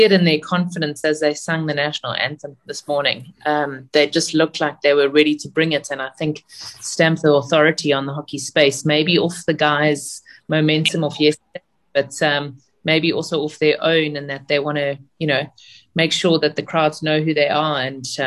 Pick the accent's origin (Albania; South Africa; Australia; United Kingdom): South Africa; as a South African hockey player